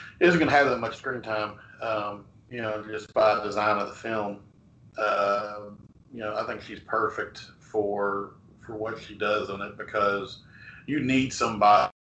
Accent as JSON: {"language": "English", "region": "Kentucky", "country": "United States", "said": "We're all four from Kentucky"}